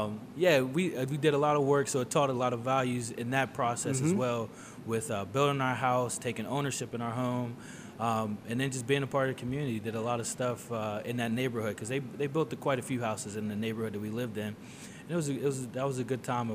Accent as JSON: {"language": "English", "town": "Richmond", "region": "Virginia", "country": "United States", "also_born_or_lived": "Sterling, Virginia", "moved": "as an adult", "lives_now": "New Castle, United States", "said": "I have been in Newcastle for 20 years, so I'm originally from Richmond, Virginia"}